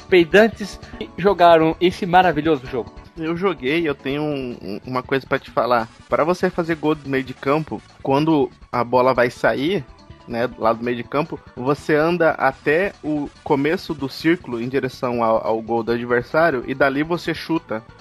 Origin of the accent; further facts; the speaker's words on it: Mato Grosso do Sul, Brazil; eu sou do Mato Grosso do Sul, eu joguei.